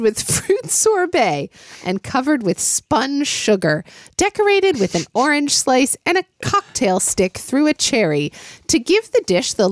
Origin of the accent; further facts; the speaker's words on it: United States; accent: American; my American accent